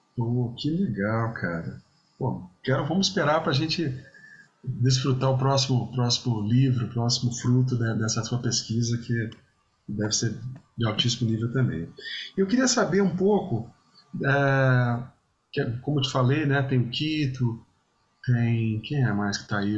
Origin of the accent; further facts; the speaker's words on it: Vitória, Espírito Santo, Brazil; moved away; Vitória sempre vou para é minha terra